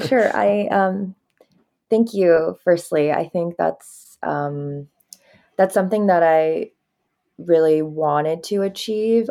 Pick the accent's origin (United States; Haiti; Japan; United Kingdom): Japan; I grew up in Japan